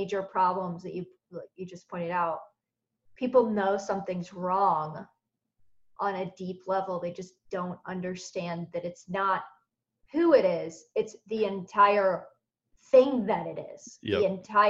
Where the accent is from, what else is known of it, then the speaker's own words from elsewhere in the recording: United States; I'm an American